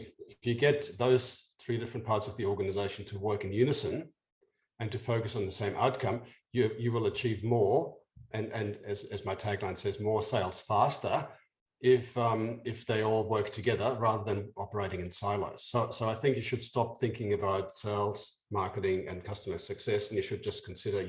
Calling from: Sydney, New South Wales, Australia; No, I'm from slightly out of town. I'm in Sydney, in Australia, in Down Under.

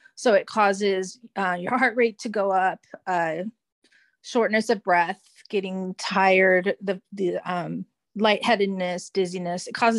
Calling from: California, United States; I am calling in from California in the United States.

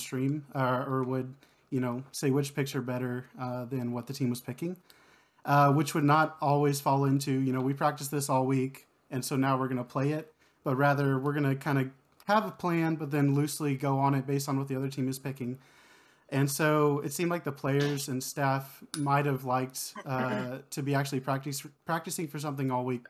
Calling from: Kyle, Texas, United States; Kyle, Texas, just south of Austin.

